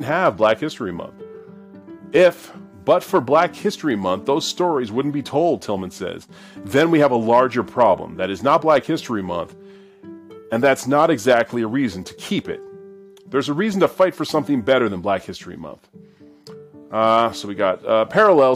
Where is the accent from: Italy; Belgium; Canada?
Canada; growing up in Canada